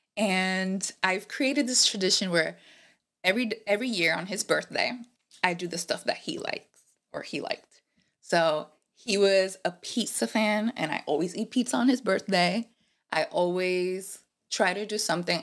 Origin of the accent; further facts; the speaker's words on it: Puerto Rico; first language Spanish; English is a second language; moved away as an adult; also born or lived in Rhode Island, United States; now in United States; I am from P R. I moved recently, well, not recently, it's gonna be five years